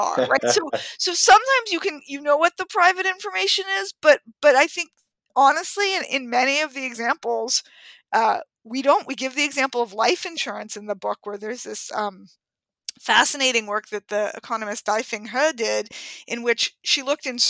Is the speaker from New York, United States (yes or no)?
yes; New York, United States; I had gotten my driver's license at 17 in growing up in Manhattan